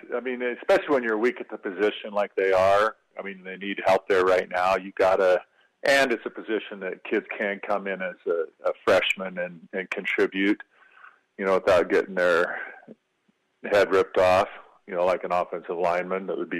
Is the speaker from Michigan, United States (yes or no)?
yes; Michigan, United States; moved away; when I grew up in Michigan